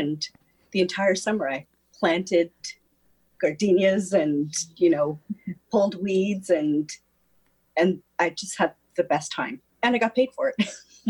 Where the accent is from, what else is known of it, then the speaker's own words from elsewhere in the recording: Stouffville, Ontario, Canada; Well, I grew up in just outside of Toronto in Stouffville, Ontario, on a horse farm.